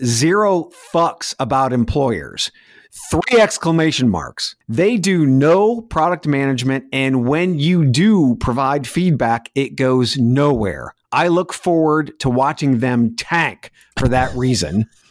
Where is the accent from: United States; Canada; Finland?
United States; Texas; now in Indiana, United States; being a Texan